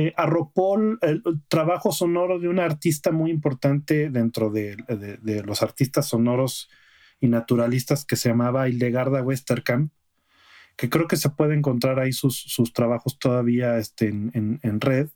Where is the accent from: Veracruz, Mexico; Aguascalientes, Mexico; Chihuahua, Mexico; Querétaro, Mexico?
Aguascalientes, Mexico; moved away; allá en Aguascalientes, de donde yo soy